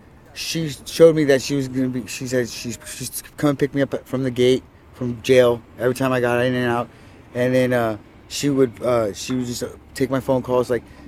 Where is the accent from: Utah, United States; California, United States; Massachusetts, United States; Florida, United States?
California, United States; now in Washington, United States; California, Orange County.